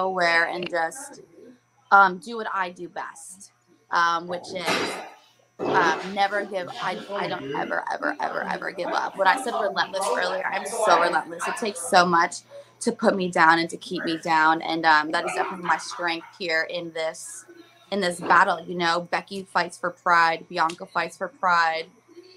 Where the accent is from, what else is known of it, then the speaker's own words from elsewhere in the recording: Elmwood Park, New Jersey, United States; moved away as an adult; also born or lived in Morristown, New Jersey / Orlando, Florida; now in Florida, United States; moved to Elmwood Park when I was about 4 years old